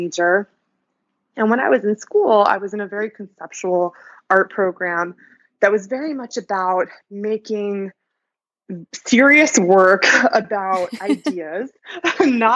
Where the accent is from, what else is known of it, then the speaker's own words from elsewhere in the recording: New Jersey, United States; moved away as an adult; now in New York, United States; I grew up in New Jersey, not far away.